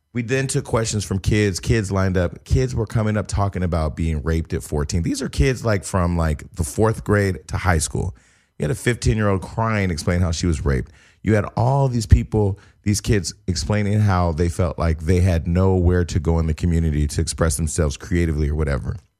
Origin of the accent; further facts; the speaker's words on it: Stockton, California, United States; now in Los Angeles, United States; getting active in my hometown and relocating back to Stockton for three months.